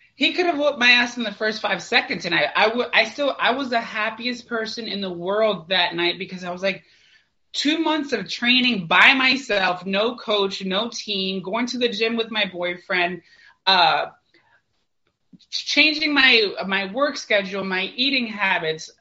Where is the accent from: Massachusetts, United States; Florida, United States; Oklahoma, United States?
Florida, United States; St. Petersburg; I'm from St. Petersburg, Florida